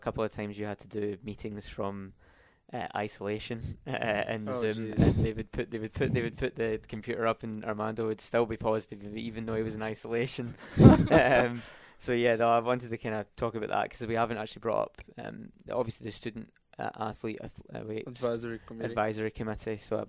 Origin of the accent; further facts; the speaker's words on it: Scotland, United Kingdom; he's from England and I'm from Scotland, so it's kind of, we share a lot in common.